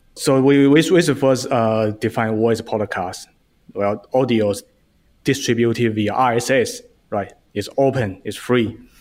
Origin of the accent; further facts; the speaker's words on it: China; moved away as an adult; now in United States; I grew up in China, and I came to U S